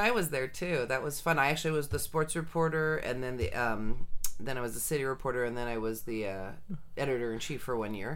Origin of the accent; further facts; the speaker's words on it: Sunnyvale, California, United States; I was actually born and raised in Sunnyvale, California